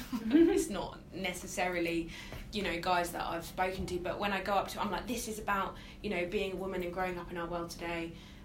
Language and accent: English; Brighton, South East England, United Kingdom; growing up in Brighton and the kind of bubble that we live in here